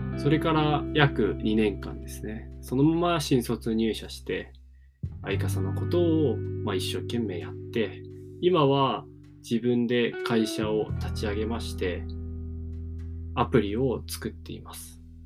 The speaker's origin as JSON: {"language": "Japanese", "region": "Miyazaki", "country": "Japan", "tie": "born or raised there", "moved": "as an adult", "lives_now": "Fukuoka, Japan", "said": "僕は宮崎県出身でけどすごいど田舎で育ちました"}